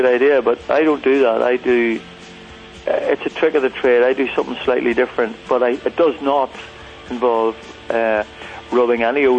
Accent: Northern Ireland, United Kingdom; I'm Irish, right, and I haven't traveled a whole lot. I'm sort of buried in the mountains of Mourne here

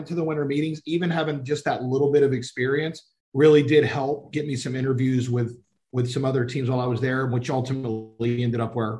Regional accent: Georgia, United States; moved away as an adult; also born or lived in Nashville, Tennessee; now in Columbus, United States; where I grew up in Georgia

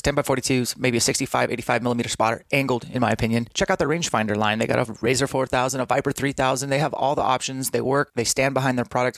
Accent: Spokane, Washington, United States; in Spokane, my hometown.

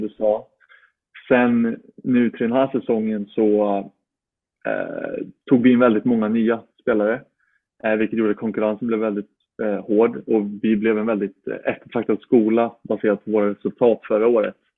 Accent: Uppsala, Uppsala County, Sweden; born or raised there; moved away as an adult; now in Florida, United States

